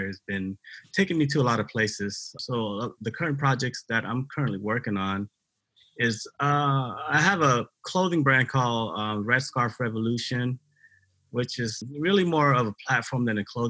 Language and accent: English; Tacoma, Washington, United States; also born or lived in Cambodia; I grew up here in Tacoma, Washington, but I was born in Cambodia. I came to the United States in 1981 as a refugee